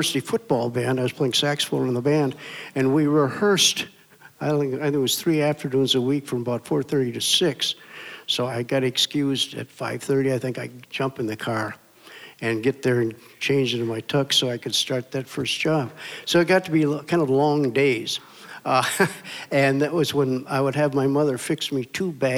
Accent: Minneapolis, Minnesota, United States; I'm from Minneapolis, North Minneapolis, and grew up there

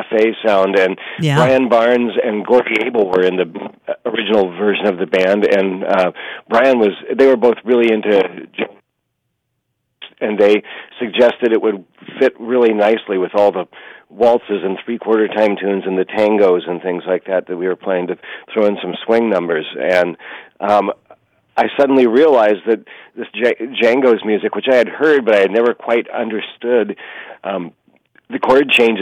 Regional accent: Lincoln, Nebraska, United States; moved away; my hometown of Lincoln, Nebraska

